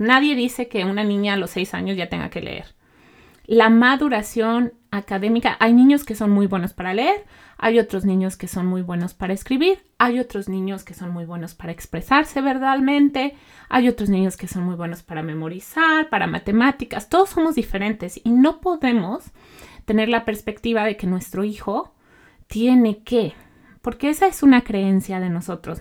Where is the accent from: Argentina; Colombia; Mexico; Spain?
Mexico; now in Canada; yo soy mexicana